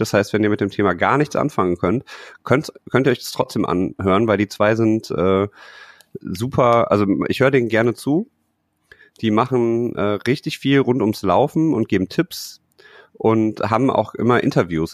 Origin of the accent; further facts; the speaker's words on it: Düsseldorf, North Rhine-Westphalia, Germany; als Düsseldorfer